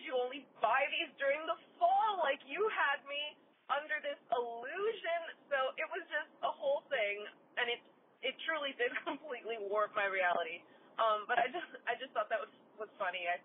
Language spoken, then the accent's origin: English; New Jersey, United States; where I grew up in New Jersey.